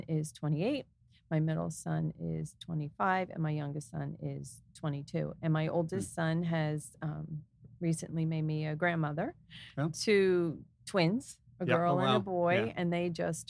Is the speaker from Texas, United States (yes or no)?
no; New Jersey, United States; also born or lived in Easton; I grew up in Warren County. So I'm a Jersey girl at heart